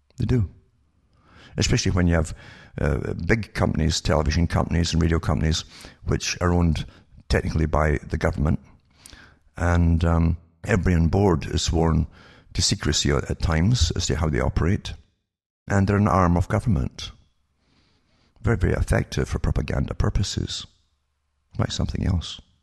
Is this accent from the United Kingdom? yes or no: yes; United Kingdom; moved away; I was brought up in Britain